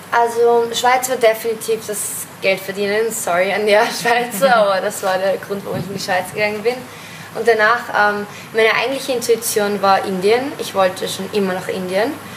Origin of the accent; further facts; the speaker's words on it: Vienna, Austria; Ich bin aus Österreich, aus Wien